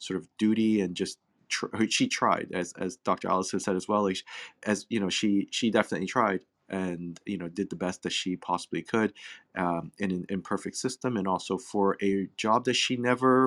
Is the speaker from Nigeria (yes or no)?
no; Hong Kong; also born or lived in England; now in Canada; I was born in Hong Kong. I mean, obviously living in Canada